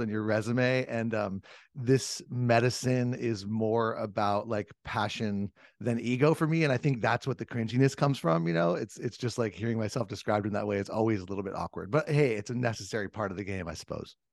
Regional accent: Southern California, United States; I grew up in Southern California, and I'm an old surfer and skateboarder

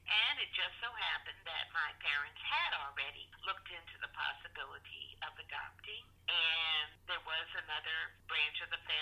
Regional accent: Connecticut, United States; after my birth, the adoption was finalized by the state of Connecticut.

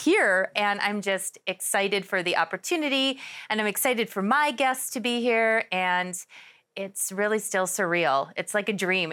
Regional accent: Milwaukee, Wisconsin, United States; moved away as an adult; now in Arizona, United States; I was born and raised in Milwaukee, Wisconsin.

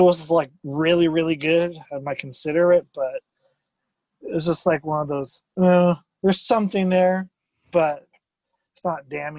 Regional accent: Des Moines, Iowa, United States; moved away as an adult; also born or lived in Kansas City, Missouri / Ensenada, Baja California / California; now in Iowa, United States; I was born there in 93, and then I lived in Iowa from 2000 to 2011. Then Baja California, Ensenada, for 3 years, and then California for about 4.5 years, then moved back. Now I'm moving to Florida next month.

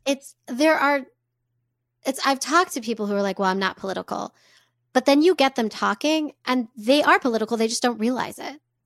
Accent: United States; as a white cis woman growing up in America

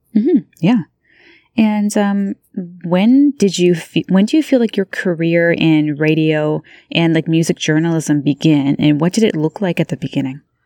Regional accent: Beamsville, Ontario, Canada; I'm from Beamsville, Ontario, so I know what that small town community is like for sure.

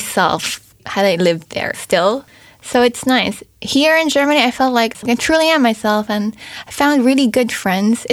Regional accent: Philippines; first language English; moved away; I grew up in the Philippines, but I only spoke English

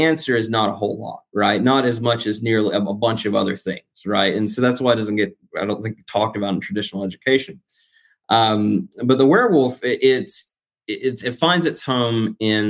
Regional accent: United States; I'm American.

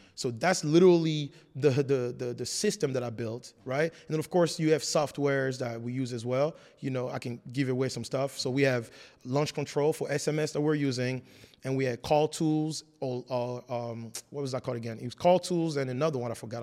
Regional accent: France; English is a second language; moved away as an adult; also born or lived in Congo; now in United States; I was born in the Congo and moved to France when I was four years old

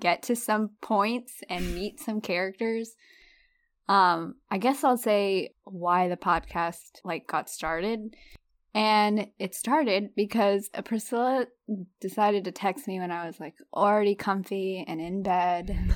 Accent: Florida, United States; moved away as an adult; now in North Carolina, United States; I'm living in North Carolina with my husband, and I'm originally from Florida

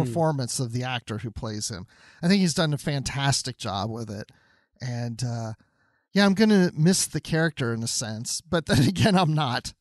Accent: Georgia, United States; here in my home state of Georgia

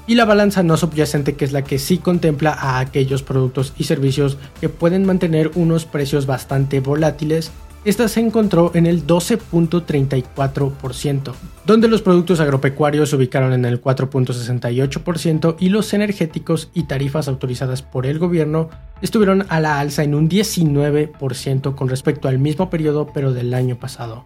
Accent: Mexico; como mexicanos

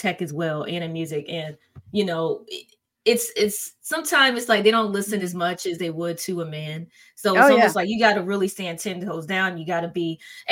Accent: Atlanta, Georgia, United States; I was born in Arnsville, Atlanta

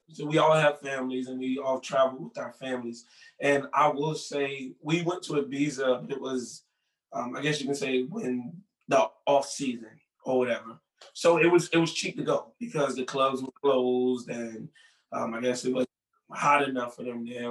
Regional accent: Newport News, Virginia, United States; Growing up in Newport News, Virginia

